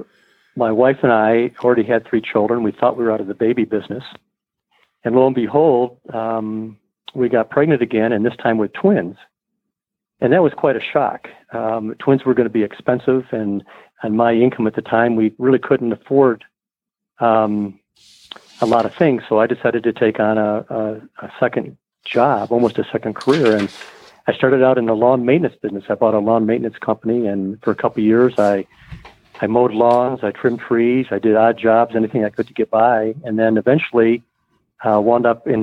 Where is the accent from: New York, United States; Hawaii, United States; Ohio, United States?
New York, United States; Jamestown; moved away as an adult; also born or lived in Provo, Utah; growing up in Jamestown and a great outdoor life there